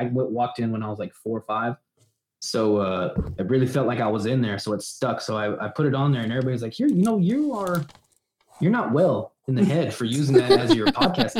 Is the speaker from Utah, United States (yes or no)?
no; South Texas, United States; I'm from South Texas